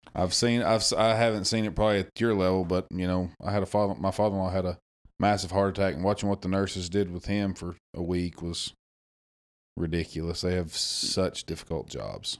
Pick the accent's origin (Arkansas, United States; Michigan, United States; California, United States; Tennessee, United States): Arkansas, United States; Damascus; I'm from Damascus, Arkansas. Born and raised there